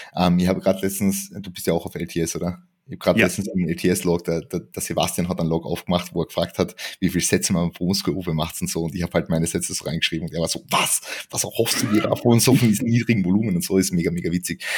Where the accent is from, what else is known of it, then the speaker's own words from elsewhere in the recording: Klagenfurt, Carinthia, Austria; moved away as an adult; now in Vienna, Austria; eigentlich komme ich aus dem Süden Österreichs, ähm, aus Klagenfurt. Bin 2019 nach Wien gezogen